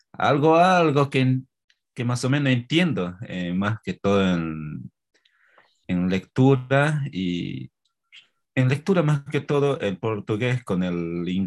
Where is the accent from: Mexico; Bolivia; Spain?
Bolivia; Monteagudo, Chuquisaca; first language Spanish; soy de acá de Monteagudo, en el departamento de Chuquisaca. Bueno, el idioma obviamente de nativo español nomás